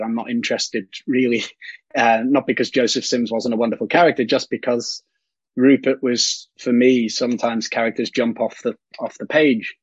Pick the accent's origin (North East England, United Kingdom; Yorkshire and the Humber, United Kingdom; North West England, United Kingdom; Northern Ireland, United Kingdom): North West England, United Kingdom; Liverpool; me being from Liverpool